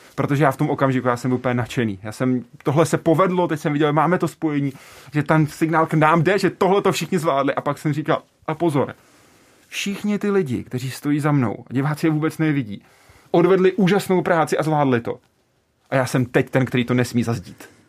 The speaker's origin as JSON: {"language": "Czech", "town": "České Budějovice", "region": "South Bohemian Region", "country": "Czechia", "said": "já jsem z Budějc"}